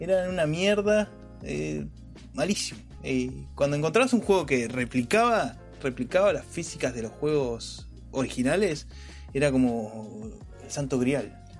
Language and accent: Spanish; Argentina; soy argentino